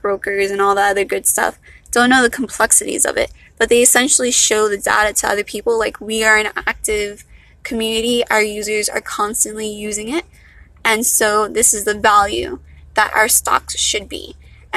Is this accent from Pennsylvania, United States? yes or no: no; Miami, Florida, United States; accent: valley girl; I'm from Miami, not a Miami girl. I'm from Miami. So I guess this is the accent we Miamians have.